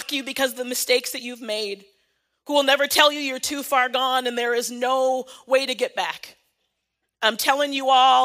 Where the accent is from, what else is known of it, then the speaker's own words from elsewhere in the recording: United States; I am African American